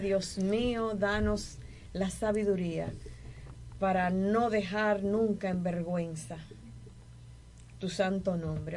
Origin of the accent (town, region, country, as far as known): Dominican Republic